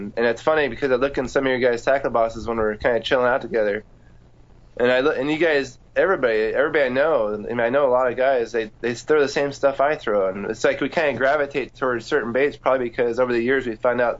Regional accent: California, United States; I grew up in California.

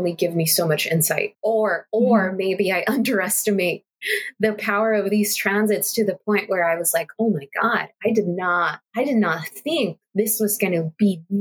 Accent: Los Angeles, California, United States; I'm from LA, I'm from California

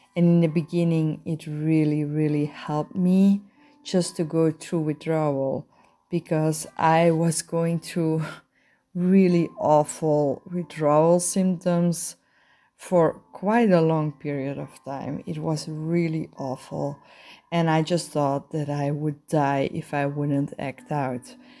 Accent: Belgium; I'm a sexaholic from Belgium.

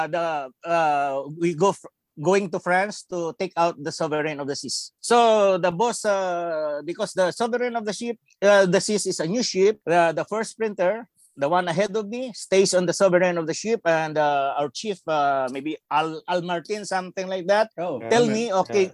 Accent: Philippines; I'm from the Philippines.

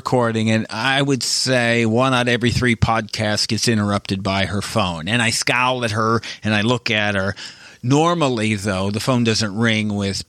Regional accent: Midwest, United States; I'm from the Midwest.

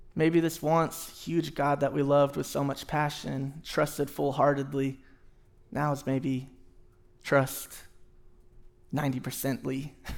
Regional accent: Houston, Texas, United States; moved away; I grew up in Houston, Texas, and we had a ton of trees everywhere

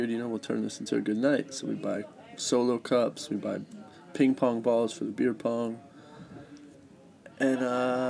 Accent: Florida, United States; we're from Florida

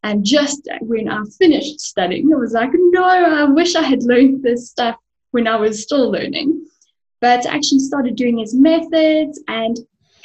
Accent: Benoni, Gauteng, South Africa; So I'm an East Rand baby. I was born in Benoni, and I still live and work in Benoni.

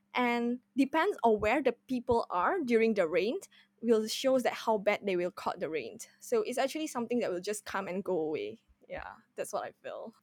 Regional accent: Indonesia; moved away as an adult; now in Singapore; I'm originally, I'm originally came from Indonesia, and I just came to Singapore for my underg-, undergraduate studies

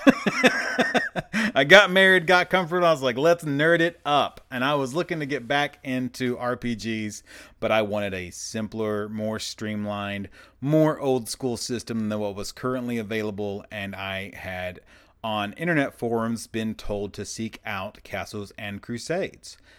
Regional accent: Arkansas, United States; I am actually from Arkansas

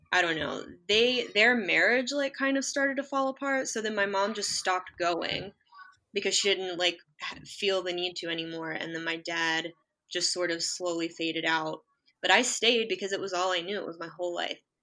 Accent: West Virginia, United States; moved away; also born or lived in Baltimore; I'm from West Virginia and went like I was in a congregation there

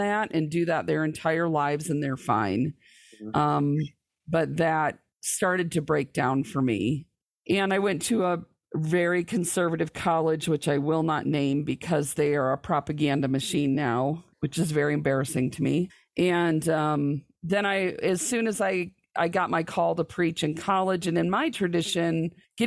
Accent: lower Michigan, United States; I was born and raised in the Church of the Nazarene in probably one of the more conservative parts of the church in the lower Michigan area.

